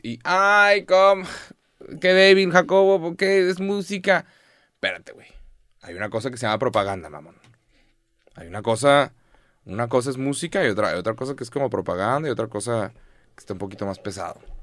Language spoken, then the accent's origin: Spanish; Mexico; soy mexicano